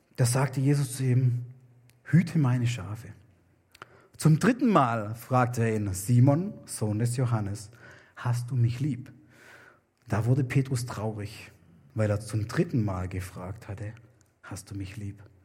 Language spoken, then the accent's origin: German; Germany; moved away; also born or lived in New Guinea; bei uns in Deutschland